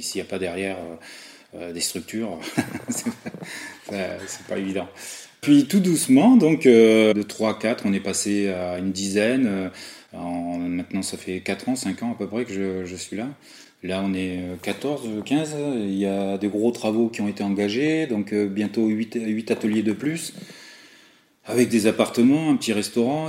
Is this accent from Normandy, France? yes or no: no; Avignon, Provence-Alpes-Côte d'Azur, France; also born or lived in Soissons, Aisne, France; Je suis arrivé en Avignon euh, à l'âge de 9 ans. Je suis né à Soissons, dans l'Aisne